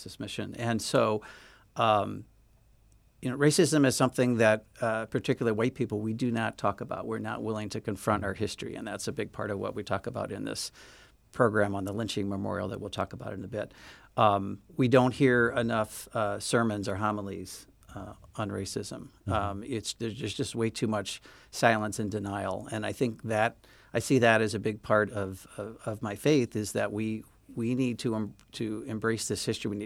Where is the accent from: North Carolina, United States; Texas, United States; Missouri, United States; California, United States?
Missouri, United States; St. Louis; now in Chicago, United States; So I grew up in St. Louis. I grew up in an integrated neighborhood in St. Louis in the Central West End area.